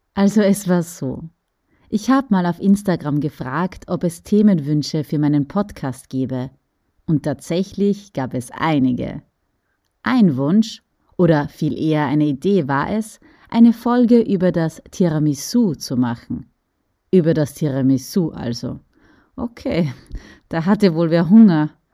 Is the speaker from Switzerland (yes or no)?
no; Styria, Austria; bei uns in der Steiermark